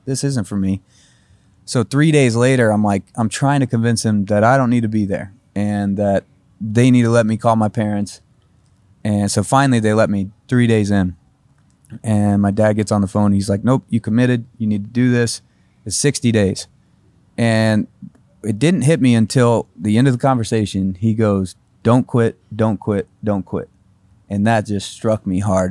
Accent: Carmel, Indiana, United States; moved away as an adult; also born or lived in Fishers, Indiana; now in Nashville, United States; Carmel, Indiana

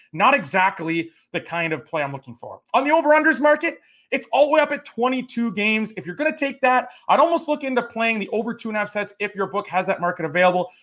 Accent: Canada; as a Canadian tennis fan

